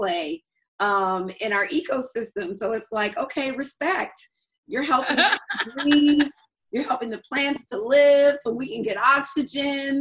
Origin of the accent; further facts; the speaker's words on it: Atlanta, Georgia, United States; And I'm from Atlanta. So for a Georgia girl